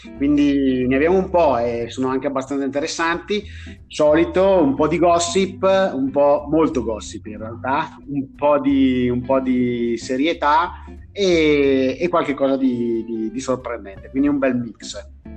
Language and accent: Italian; Brescia, Lombardy, Italy; moved away; essendo bresciano